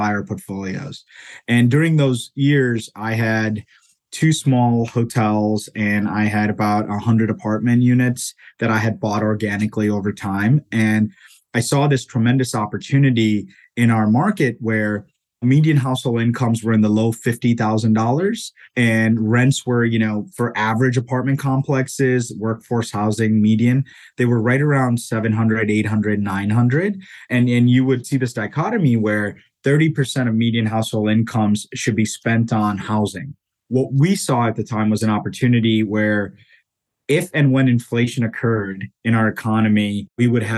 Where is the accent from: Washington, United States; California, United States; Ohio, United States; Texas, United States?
Ohio, United States; Tallmadge; also born or lived in India; I grew up in Ohio predominantly. My family moved here from India when I was about 9 years old. I grew up in Talmadge